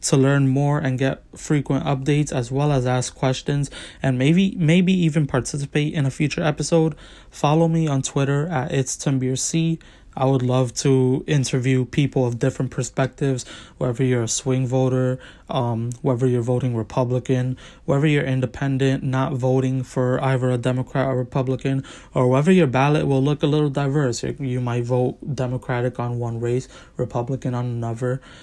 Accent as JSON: {"language": "English", "region": "New York", "country": "United States", "said": "as a New Yorker"}